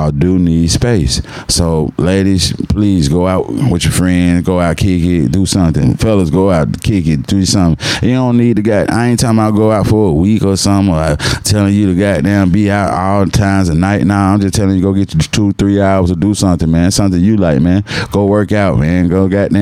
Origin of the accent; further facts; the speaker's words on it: Atlanta, Georgia, United States; Growing up in Atlanta